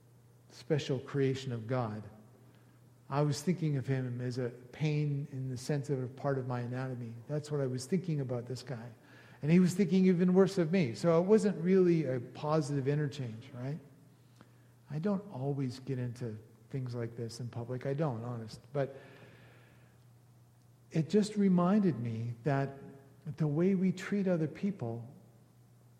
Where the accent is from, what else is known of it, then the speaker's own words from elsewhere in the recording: Canada; because we're Canadian